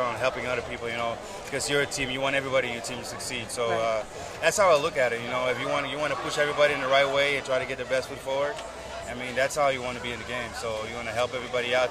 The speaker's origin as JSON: {"language": "English", "country": "Curaçao", "tie": "born or raised there", "also_born_or_lived": "Amsterdam, Netherlands", "said": "I was born there, so I lived there for five, six years, and then I moved to Curacao"}